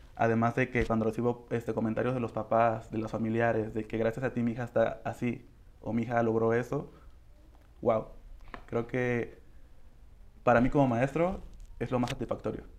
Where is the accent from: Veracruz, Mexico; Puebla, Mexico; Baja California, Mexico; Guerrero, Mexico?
Guerrero, Mexico; Coyuca de Benítez; yo ya tenía siete años enseñando a chicas en mi municipio, que soy de Coyuca de Benítez